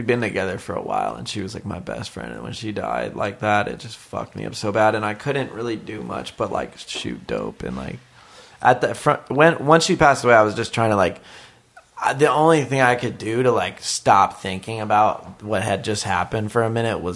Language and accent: English; Virginia Beach, Virginia, United States; moved away as an adult; now in Los Angeles, United States; I'm from Virginia Beach, Virginia, originally